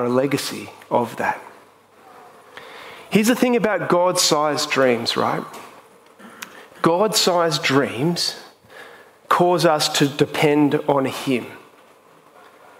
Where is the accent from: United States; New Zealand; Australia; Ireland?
Australia; Sydney, New South Wales; I come from the Northern Beaches